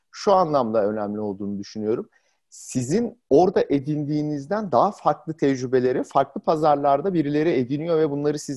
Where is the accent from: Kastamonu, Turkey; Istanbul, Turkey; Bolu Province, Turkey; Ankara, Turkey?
Ankara, Turkey; E, Ankaralıyım. E, bütün üniversite ve lise hayatım e, Ankara'da geçti.